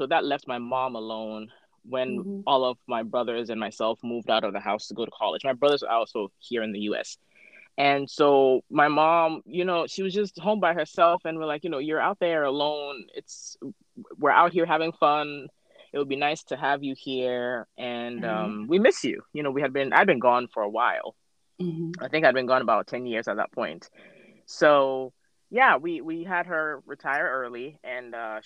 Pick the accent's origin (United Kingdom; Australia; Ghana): Ghana; moved away as an adult; also born or lived in North Carolina, United States / Pennsylvania, United States; now in Tacoma, United States; I am an immigrant from Ghana. So born and raised in Ghana, and I moved to the U.S. for college. I was the ripe age of 18